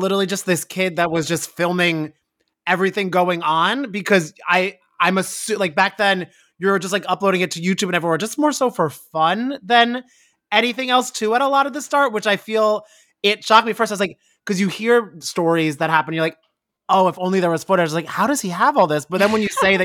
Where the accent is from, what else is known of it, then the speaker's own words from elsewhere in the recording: New Jersey, United States; I'm from New Jersey as well